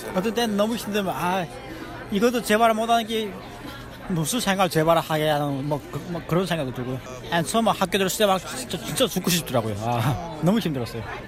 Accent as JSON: {"language": "Korean", "country": "North Korea", "tie": "born or raised there", "moved": "yes", "lives_now": "Rochester, United States"}